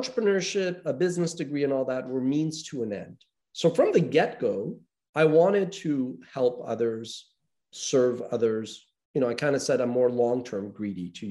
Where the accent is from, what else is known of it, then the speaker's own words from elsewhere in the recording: Montreal, Quebec, Canada; growing up in North America, I'm from Montreal, Canada